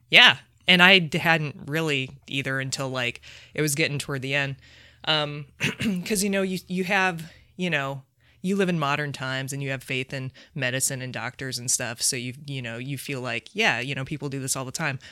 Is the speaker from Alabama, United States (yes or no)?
no; South Bend, Indiana, United States; moved away; I'm from South Bend.